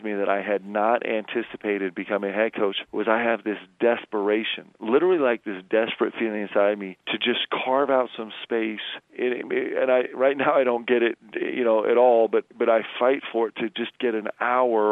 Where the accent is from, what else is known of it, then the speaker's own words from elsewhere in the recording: Nebraska, United States; moved away; I was born in Nebraska